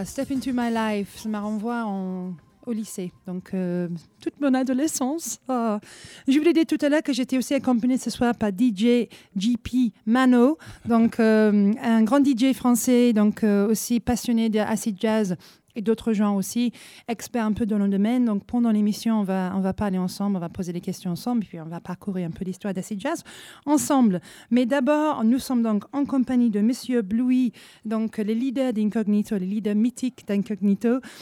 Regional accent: England, United Kingdom; je suis anglaise

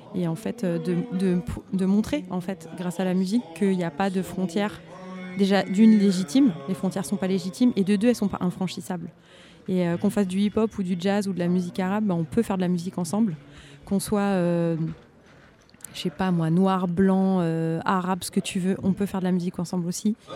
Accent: France; je suis française et que je suis née en France

